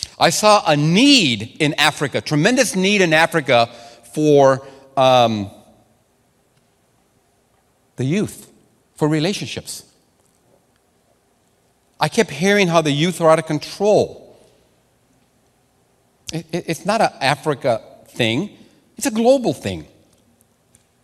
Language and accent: English; Sonora, Mexico; first language Spanish; English is a second language; moved away; I'm a Latino man. I know the Latino culture. I started school in Sonora, Mexico. My first language is Spanish